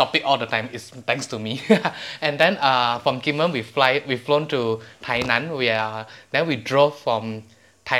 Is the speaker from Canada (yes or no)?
no; Malaysia; me as a Malaysian